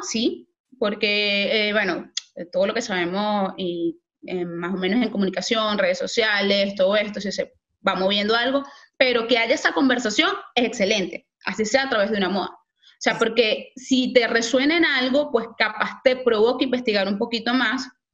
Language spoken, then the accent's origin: Spanish; Valencia, Carabobo, Venezuela; moved away; yo soy de Valencia, Venezuela